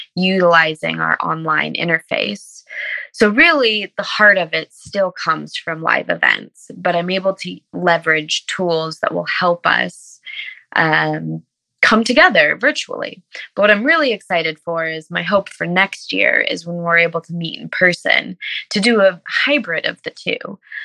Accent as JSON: {"language": "English", "town": "Ojai", "region": "California", "country": "United States", "tie": "born or raised there", "also_born_or_lived": "Los Angeles", "said": "Ojai, of course, is so very special to me. I was adopted when I was 5 months old. So coming to Ojai, I left LA and a lot of harm."}